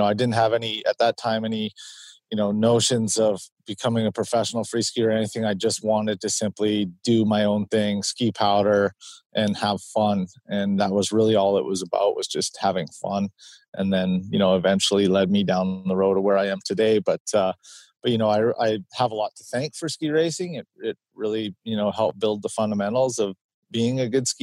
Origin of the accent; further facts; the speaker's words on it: British Columbia, Canada; I was fortunate to grow up in the mountains of British Columbia, Canada